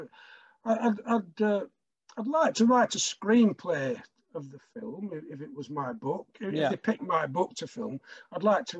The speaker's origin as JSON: {"language": "English", "town": "Blackburn", "region": "North West England", "country": "United Kingdom", "tie": "born or raised there", "said": "I'm from Blackburn, and when I was growing up, early in my childhood, I was told the story of a murder that occurred in Blackburn in 1948"}